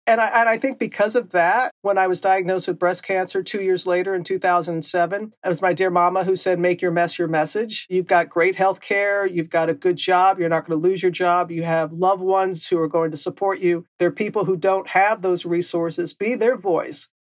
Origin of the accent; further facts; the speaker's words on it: Mississippi Gulf Coast, United States; moved away; growing up on the Gulf Coast